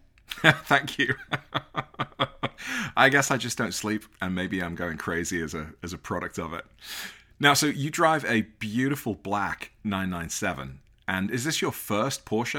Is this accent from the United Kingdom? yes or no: yes; Liverpool, North West England, United Kingdom; born or raised there; moved away as an adult; now in Minnesota, United States